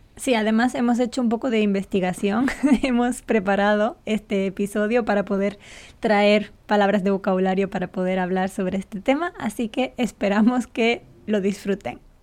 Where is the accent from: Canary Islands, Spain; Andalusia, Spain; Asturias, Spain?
Canary Islands, Spain; Gran Canaria; la Unión Deportiva de Las Palmas es el equipo de mi isla